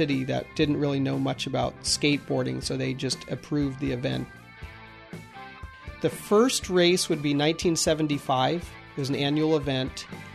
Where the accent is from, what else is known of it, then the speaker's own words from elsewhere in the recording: California, United States; I'm from California